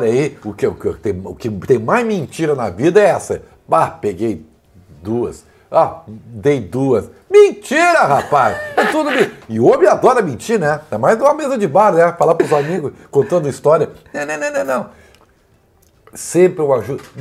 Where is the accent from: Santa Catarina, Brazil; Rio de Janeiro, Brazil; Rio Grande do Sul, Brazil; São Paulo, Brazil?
Rio Grande do Sul, Brazil; Santa Maria; de Santa Maria. Olha aí. No lugar onde eu nasci.